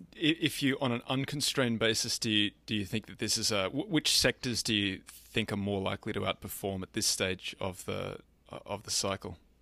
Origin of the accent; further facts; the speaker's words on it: Australia; being Australian